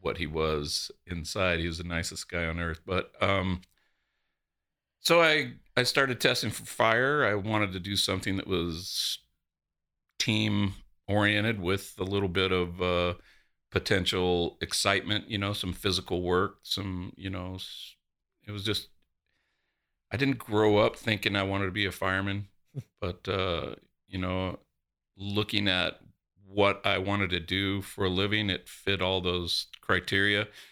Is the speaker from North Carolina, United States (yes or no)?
no; between Coolidge and Florence, Arizona, United States; also born or lived in Charleston, South Carolina; I grew up, uh, south of here, um, between Coolidge and Florence